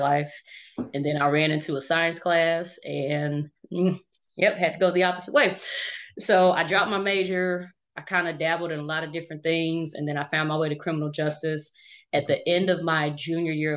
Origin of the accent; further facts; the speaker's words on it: Chicago, Illinois, United States; now in Kansas City, United States; we tell people we're from Chicago